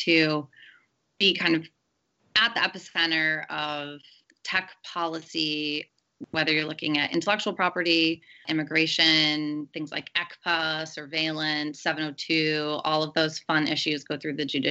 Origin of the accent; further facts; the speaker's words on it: Grand Rapids, Michigan, United States; now in Washington, D.C., United States; my hometown of Grand Rapids, Michigan